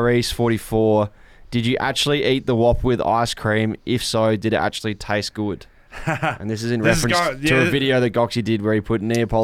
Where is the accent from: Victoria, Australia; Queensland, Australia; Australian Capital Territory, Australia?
Victoria, Australia; Geelong; moved away as an adult; now in Melbourne, Australia; We all grew up in Geelong, and it's Palmy there as well.